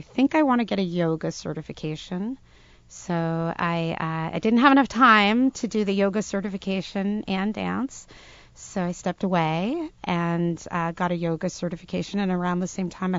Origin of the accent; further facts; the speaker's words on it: Providence, Rhode Island, United States; grew up right around Providence